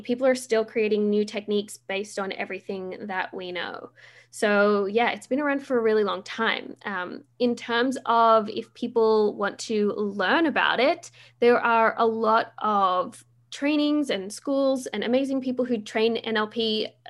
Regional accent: Australia; now in Vancouver, Canada; I am Australian

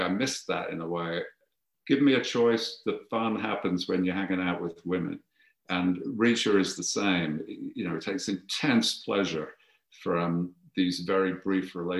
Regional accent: Birmingham, West Midlands, United Kingdom; I'm from Birmingham

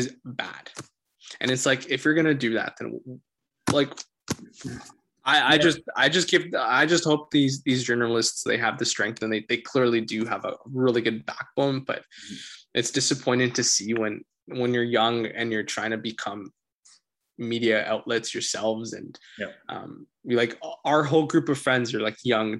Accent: Canada

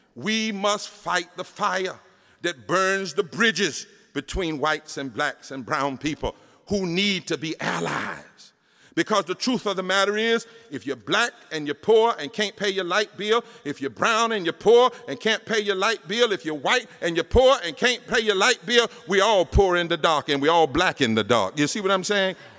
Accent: North Carolina, United States; I come from North Carolina

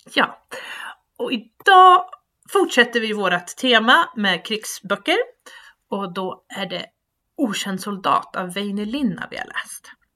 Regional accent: Sweden; som rikssvensk

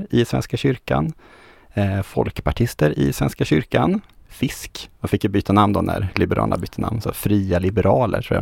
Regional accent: Norrland, Sweden; Fast jag är ju norrlänning så det heter Berglund.

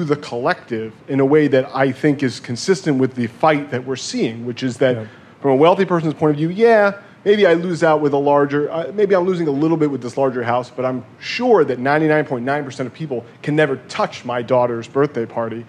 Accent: New York, United States; And I'm from New York, I'm a Yankee fan

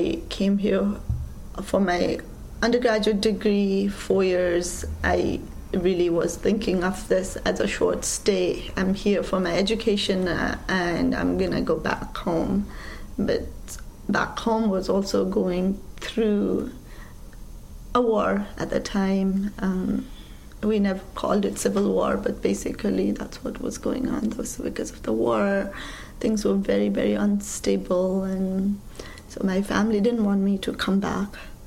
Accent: Kathmandu, Bagmati, Nepal; moved away as an adult; also born or lived in Iowa / Washington, D.C.; now in New York, United States; So I grew up in Kathmandu, the capital of Nepal, in a working-class neighborhood.

